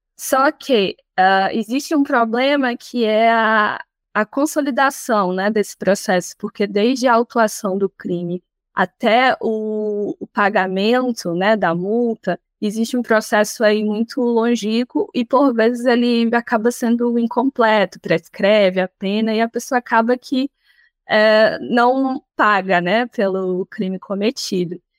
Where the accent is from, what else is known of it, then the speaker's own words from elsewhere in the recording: Rio Branco, Acre, Brazil; sou acriana, né, venho de Rio Branco, no Acre